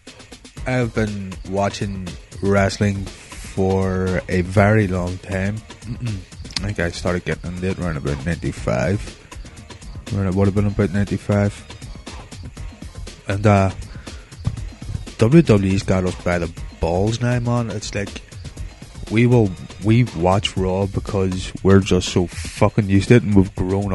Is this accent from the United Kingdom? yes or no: yes; Northern Ireland, United Kingdom; I'm from Northern Ireland